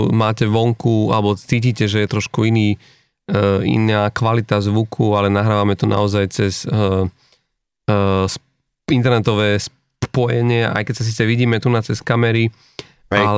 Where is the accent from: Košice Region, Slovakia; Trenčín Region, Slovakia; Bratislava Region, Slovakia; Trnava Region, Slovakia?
Košice Region, Slovakia; Košice; aj keď ja som z Košíc